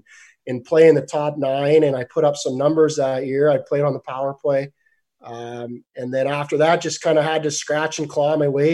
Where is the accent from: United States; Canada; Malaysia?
Canada; a Canadian kid growing up